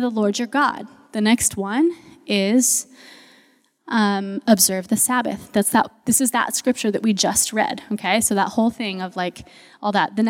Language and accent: English; United States; we as American Christians